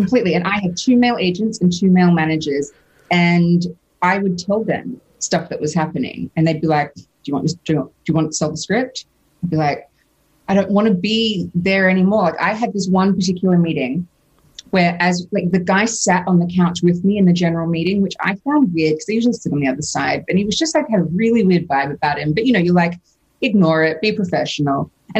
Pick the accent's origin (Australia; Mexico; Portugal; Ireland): Australia; Because I'm Australian, so I had to sell something to get a visa to be able to live there permanently and earn money.